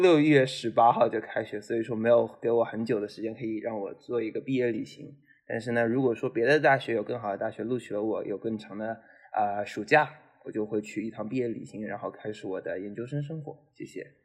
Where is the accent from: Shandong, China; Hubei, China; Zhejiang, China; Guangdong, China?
Zhejiang, China; moved away as an adult; also born or lived in Syracuse, United States; 因为我是浙江人嘛